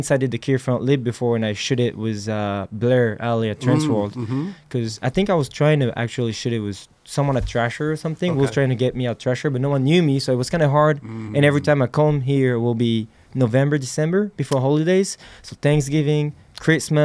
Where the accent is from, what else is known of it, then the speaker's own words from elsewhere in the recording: Nouvelle-Aquitaine, France; English is a second language; we're from France